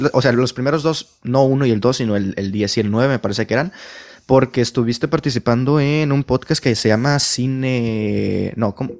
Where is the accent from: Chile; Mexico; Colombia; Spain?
Mexico; mi país, en este caso México